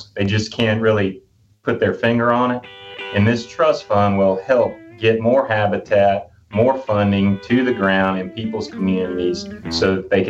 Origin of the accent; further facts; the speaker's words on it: Houston, Mississippi, United States; now in Jackson, United States; as a lifelong Mississippian, and, you know, born and raised in Houston, Mississippi, now living in Jackson